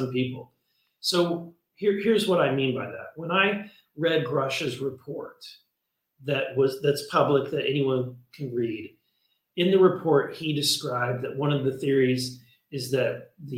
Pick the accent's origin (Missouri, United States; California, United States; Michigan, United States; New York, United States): Missouri, United States; the state that I'm from Missouri